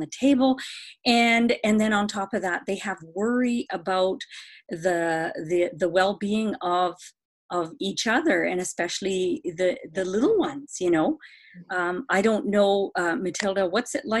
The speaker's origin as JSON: {"language": "English", "town": "Vancouver", "region": "British Columbia", "country": "Canada", "said": "I'm from Vancouver, beautiful British Columbia."}